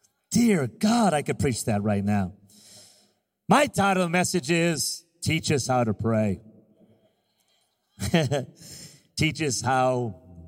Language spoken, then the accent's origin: English; Las Vegas, Nevada, United States; I'm from Vegas and I'm Latino Hispanic